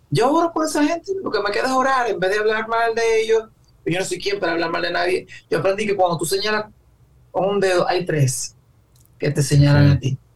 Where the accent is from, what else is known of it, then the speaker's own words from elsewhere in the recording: Dominican Republic; me da hasta vergüenza a veces cuando dice yo soy dominicano